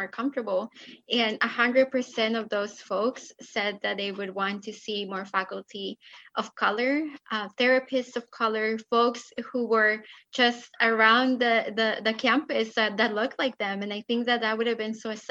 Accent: Mexico; moved away; I'm an immigrant from Mexico

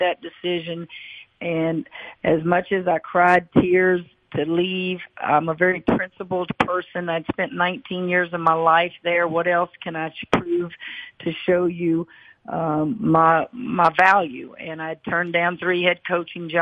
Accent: Louisiana, United States; I grew up in Louisiana

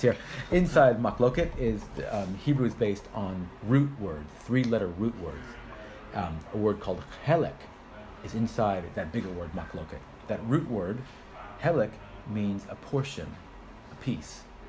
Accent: United States; moved away as an adult; also born or lived in Israel; now in United Kingdom; I'm originally from America

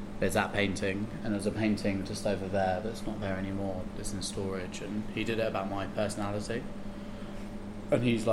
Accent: Hertfordshire, Watford area, East of England, United Kingdom; I grew up in Hertfordshire, which is like around like Watford area

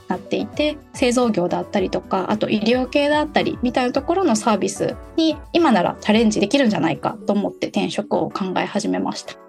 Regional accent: Osaka / Kyoto, Kansai, Japan; 地元が大阪京都なんですけれども

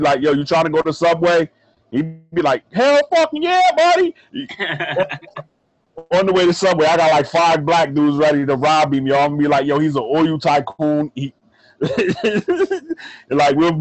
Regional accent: New York City, New York, United States; moved away; That's my hometown

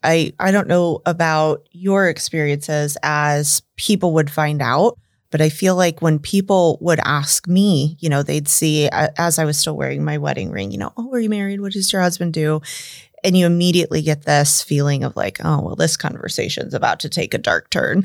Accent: suburb of Des Moines, Iowa, United States; moved away as an adult; now in Omaha, United States; I grew up in, um, a suburb of Des Moines, Inc

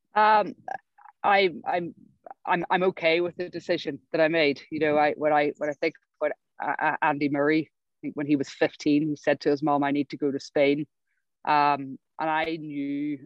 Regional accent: Ireland; moved away as an adult; also born or lived in Berkeley, California; now in United Kingdom; as an Irish tennis player

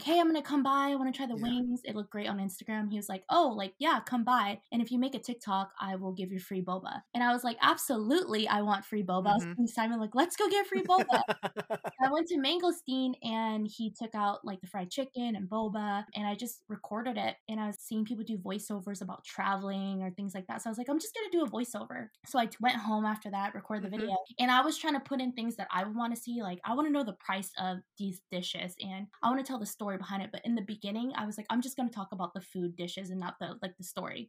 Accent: Tacoma, Washington, United States; I grew up in the south end of Tacoma, very, very middle class, lower class

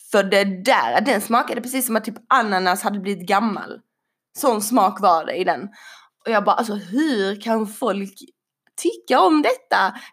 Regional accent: Sweden; jag är ju född i Sverige, vi bor i Sverige

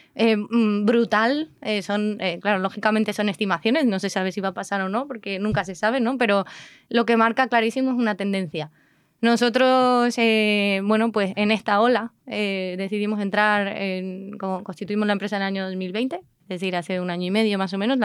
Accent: Tejina, Canary Islands, Spain; en Tenerife que yo soy de Tenerife, pues la casa donde me crié en Tenerife

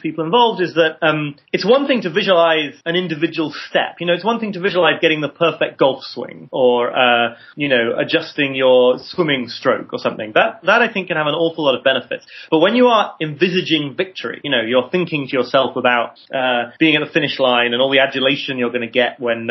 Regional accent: United Kingdom; I'm British too

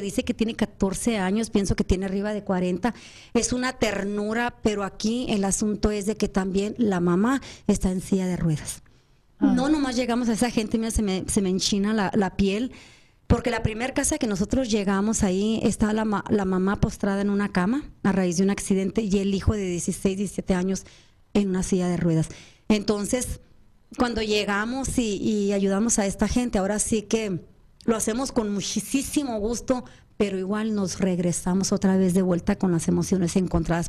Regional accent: Agua Prieta, Sonora, Mexico; moved away; Yo soy de Agua Prieta, yo nací en Agua Prieta, pero la primera oportunidad que se me da es regresar a Agua Prieta

